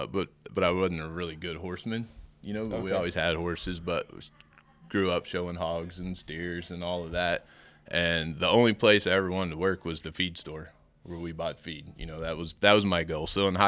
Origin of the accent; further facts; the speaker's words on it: Amarillo, Texas, United States; Grew up about 10 miles from right here.